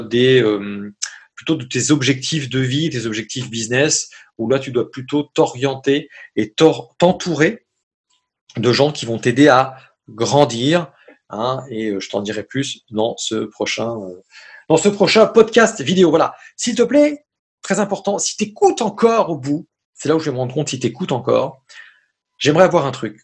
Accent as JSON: {"language": "French", "country": "France", "said": "moi, français, tu vois, dans ma dans mon petit pays magnifique que j'adore"}